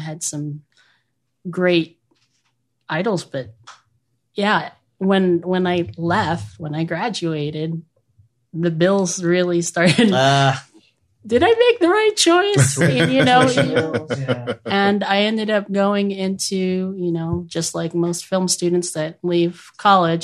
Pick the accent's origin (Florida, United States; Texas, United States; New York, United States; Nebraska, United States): New York, United States; moved away; I am from New York